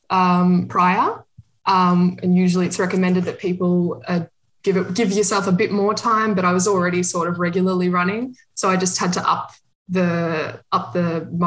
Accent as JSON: {"language": "English", "country": "Australia", "moved": "as an adult", "lives_now": "Berlin, Germany", "said": "I'm from Australia, but um, I've been living in Berlin, Germany for the last two years."}